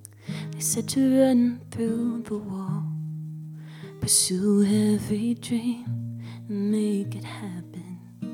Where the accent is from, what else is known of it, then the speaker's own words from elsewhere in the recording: Austin, Texas, United States; moved away; I'm from Austin, Texas, which is a pretty big, like, live music spot for a lot of musicians to, like, go and do open mics and get their footing, really.